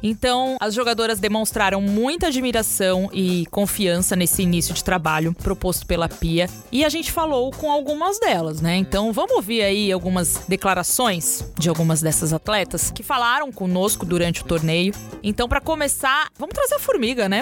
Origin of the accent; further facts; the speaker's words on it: Brazil; A gente é brasileiro